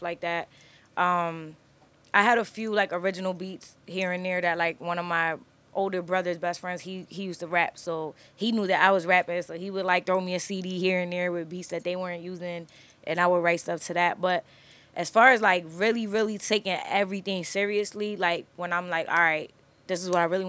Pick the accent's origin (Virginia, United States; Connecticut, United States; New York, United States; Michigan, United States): Connecticut, United States; also born or lived in Turkey / Texas; I'm from Connecticut